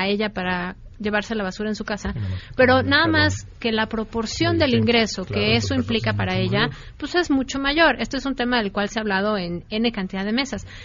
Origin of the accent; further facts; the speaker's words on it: Mexico City, Mexico; yo como muchos capitalinos